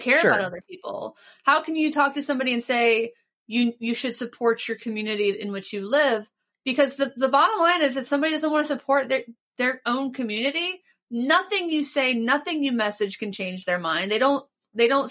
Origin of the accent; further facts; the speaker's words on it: Cincinnati, Ohio, United States; moved away; I am from Cincinnati